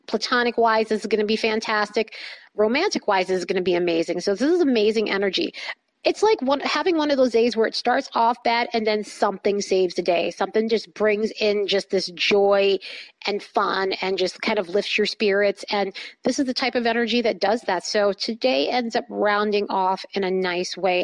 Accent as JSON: {"language": "English", "region": "East Coast", "country": "United States", "moved": "yes", "said": "I'm from the East Coast and a lot of my friends, family are on the East Coast"}